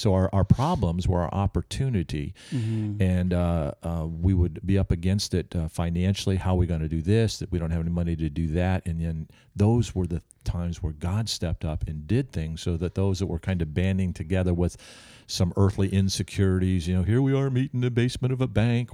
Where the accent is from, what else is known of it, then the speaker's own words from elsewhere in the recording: Albany, New York, United States; I'm from Albany, New York